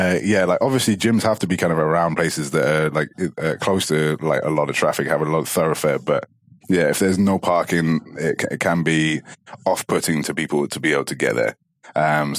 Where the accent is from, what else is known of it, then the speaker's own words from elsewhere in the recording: Dubai, United Arab Emirates; say, for example, like, I came from Dubai and like, there is more so than here.